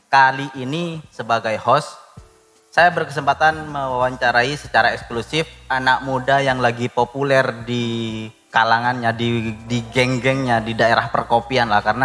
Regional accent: Bangkalan, East Java, Indonesia; also born or lived in Surabaya; Saya asli Madura kebetulan.

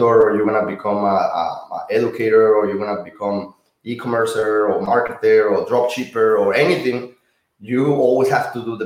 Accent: Monterrey, Nuevo León, Mexico; moved away as an adult; now in United States; I'm from Monterrey, Mexico. I grew up and born in Mexico, Monterrey. And I moved in when I was 22 years old to United States.

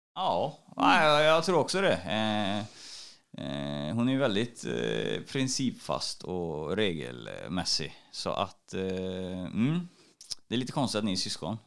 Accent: Trollhättan, Västra Götaland, Sweden; i Kronogården i Trollhättan där jag är ifrån

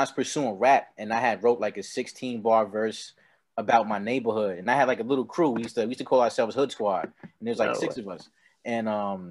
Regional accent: New York City, New York, United States; I am from New York, Queens, New York, to be exact. I grew up in Briarwood, the Briarwood area of Queens

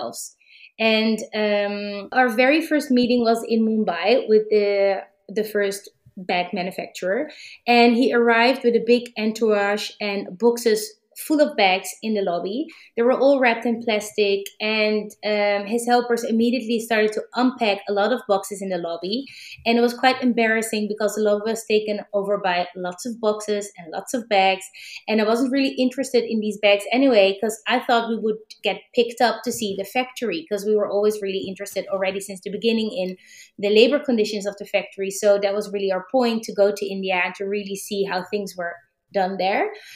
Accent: Amsterdam, North Holland, Netherlands; also born or lived in New York; I'm from Amsterdam, the Netherlands

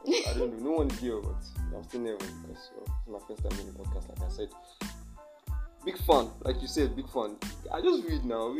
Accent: Nigeria; I'm Nigerian.

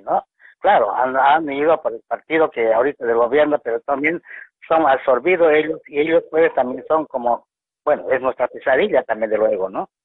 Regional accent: Bolivia; nosotros sí somos bolivianos

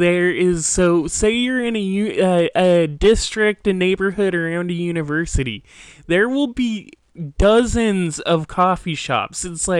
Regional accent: Washington, United States; moved away as an adult; also born or lived in South Korea; now in Philadelphia, United States; I grew up in Washington State.

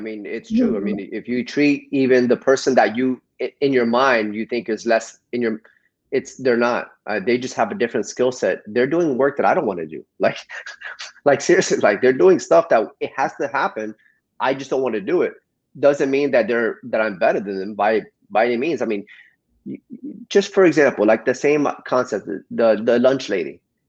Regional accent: New Jersey, United States; born there; Yeah, I was born in New Jersey, but I've been here most of my life.

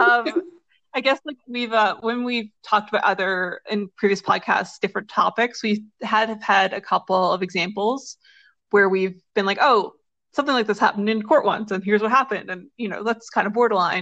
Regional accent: Newfoundland and Labrador, Canada; I'm from Newfoundland

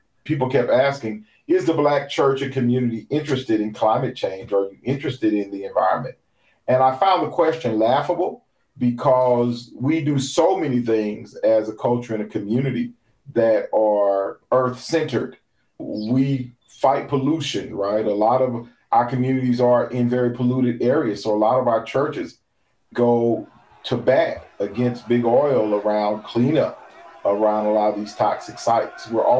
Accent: Oakland, California, United States; even though I grew up in Oakland, California, that my family is originally from Hollywood.

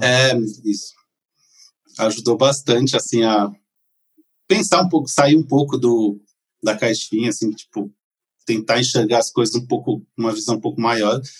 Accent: São Paulo, Brazil; moved away as an adult; also born or lived in São José dos Campos / Goiás; eu sou de São Paulo, capital, né? Nascido e por muito tempo vivi por lá

